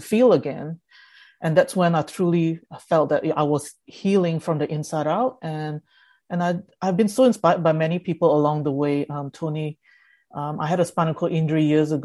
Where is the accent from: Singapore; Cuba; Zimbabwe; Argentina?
Singapore; English is a second language; also born or lived in Jakarta, Indonesia; So we stayed in Jakarta, and then we moved or migrated to Singapore when I was seven. So basically, I had to not only transition in an environment where I had to learn English because I couldn't speak English at all